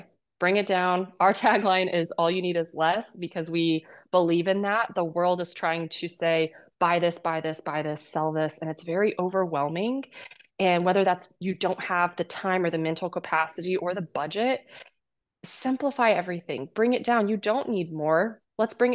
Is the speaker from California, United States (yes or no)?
no; Kansas, United States; moved away; I come from Kansas and an ag background. My whole family farmed. I was the first person to leave my state